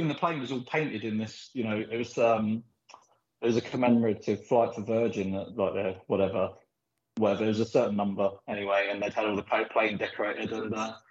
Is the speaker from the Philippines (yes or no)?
yes; Philippines; born there; I was born in the Philippines and we did a lot of traveling when we were younger, backwards and forwards.